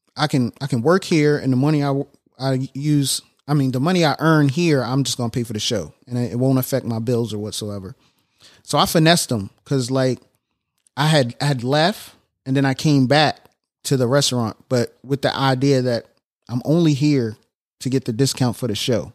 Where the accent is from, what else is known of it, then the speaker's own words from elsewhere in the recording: Annapolis, Maryland, United States; Annapolis, I was born and raised in Annapolis